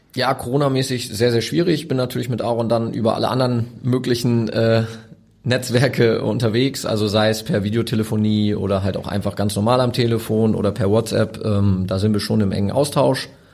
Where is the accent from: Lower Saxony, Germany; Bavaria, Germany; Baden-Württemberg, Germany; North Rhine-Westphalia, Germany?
Lower Saxony, Germany; Osnabrück; now in Hamburg, Germany; ich bin in Osnabrück geboren. Ähm, das ist für mich noch Heimat